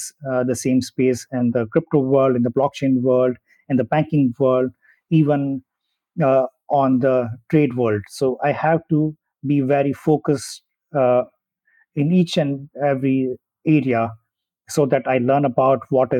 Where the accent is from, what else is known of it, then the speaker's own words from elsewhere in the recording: India; moved away as an adult; also born or lived in Germany; I did my schooling in my hometown. Then I moved to a different city in India to do my engineering. And then I moved to Germany